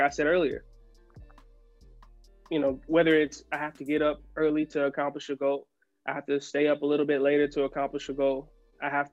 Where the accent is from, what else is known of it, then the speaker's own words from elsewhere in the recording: South Carolina, United States; I'm from the South, you know, I'm from South Carolina.